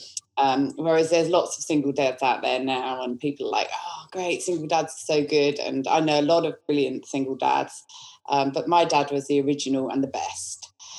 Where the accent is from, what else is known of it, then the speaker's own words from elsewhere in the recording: England, United Kingdom; now in Australia; Yes, that's right. I'm English.